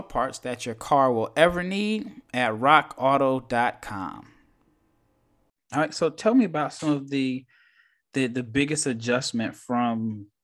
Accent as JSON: {"language": "English", "country": "United States", "said": "an American man"}